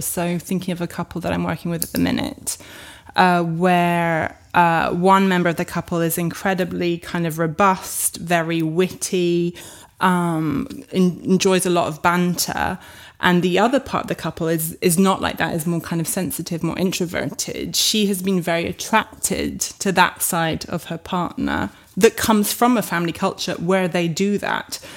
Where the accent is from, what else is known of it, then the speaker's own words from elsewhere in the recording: France; moved away; I grew up in France